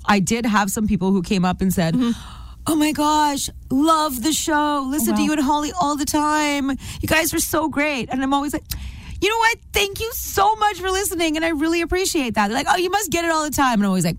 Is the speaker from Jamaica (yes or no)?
no; India; Well, I mean, you know me. I'm Indian. I'm not good at accents.